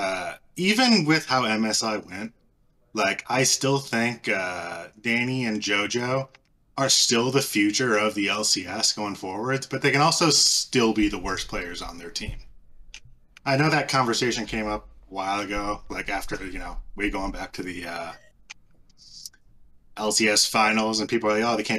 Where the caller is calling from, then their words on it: Michigan, United States; Detroit suburbs.